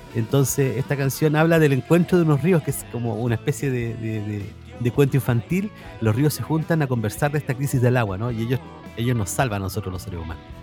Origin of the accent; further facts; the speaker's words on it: southern Chile, Chile; porque somos sudamericanos, porque somos chilenos además, y porque somos sureños también